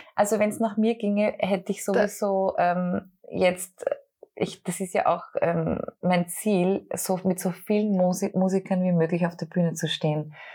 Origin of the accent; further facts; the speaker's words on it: Austria; als Österreicherin